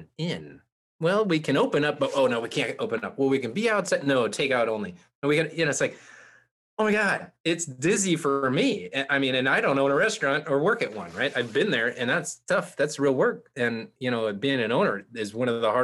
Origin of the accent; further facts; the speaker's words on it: Santa Cruz, California, United States; I grew up in Santa Cruz